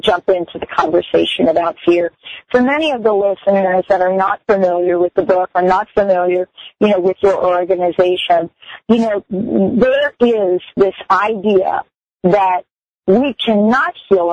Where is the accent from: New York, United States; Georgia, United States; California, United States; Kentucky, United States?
New York, United States; New York City; moved away; I'm born and raised in New York City.